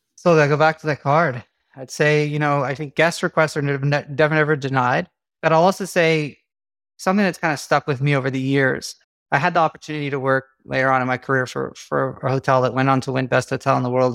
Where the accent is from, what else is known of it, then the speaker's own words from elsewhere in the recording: South Africa; moved away; we grew up in South Africa